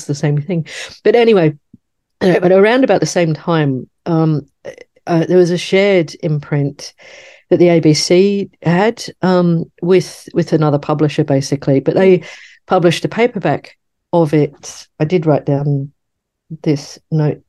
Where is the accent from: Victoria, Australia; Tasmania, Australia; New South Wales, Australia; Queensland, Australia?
New South Wales, Australia; Sydney; where I grew up in Sydney, we had certainly Australia's first children's bookshop.